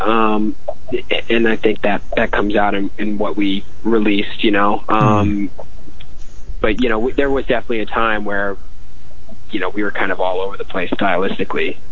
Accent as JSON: {"language": "English", "town": "Albany", "region": "New York", "country": "United States", "moved": "as an adult", "lives_now": "Los Angeles, United States", "said": "I'm from uh, upstate New York. Actually, I'm from Albany"}